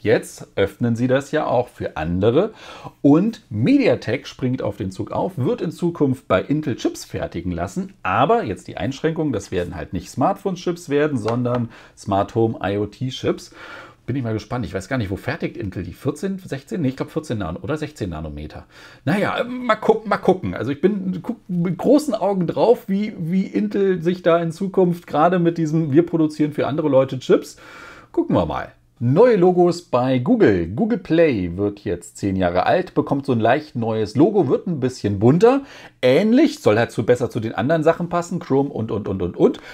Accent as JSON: {"language": "German", "country": "Germany", "said": "bei uns in Deutschland"}